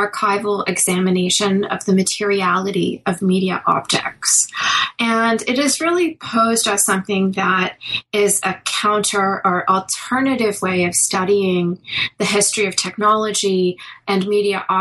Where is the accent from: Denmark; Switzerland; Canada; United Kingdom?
Canada; Toronto, Ontario; moved away as an adult; also born or lived in New York; When I was a kid, I grew up in Toronto